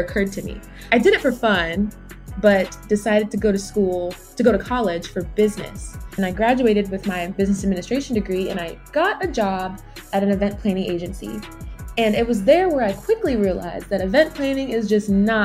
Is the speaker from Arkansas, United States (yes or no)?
no; Georgia, United States; also born or lived in Brooklyn, New York / Jamaica (parents); So I was born in Brooklyn and raised kind of in New York, but moved to Georgia at a young age, maybe around third grade